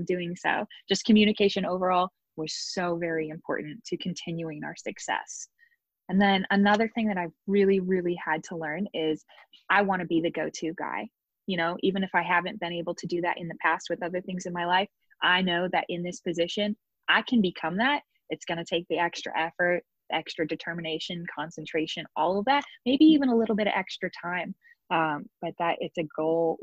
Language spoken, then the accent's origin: English; Nebraska, United States; moved away as an adult; now in Washington, D.C., United States; I'm from Nebraska. We're supposed to be so nice over there